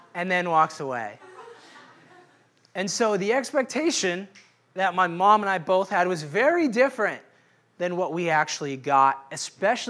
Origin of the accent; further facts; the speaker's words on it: Seattle, Washington, United States; moved away; I'm originally from Seattle. And I grew up in Seattle in the 90s